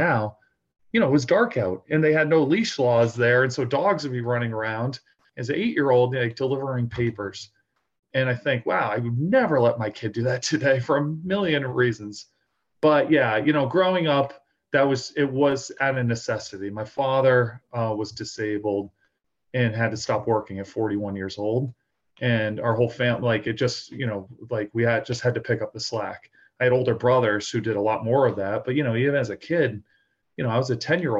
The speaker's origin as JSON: {"language": "English", "area": "outside of Boston", "region": "Massachusetts", "country": "United States", "tie": "born or raised there", "said": "growing up outside of Boston, my father's from Ireland"}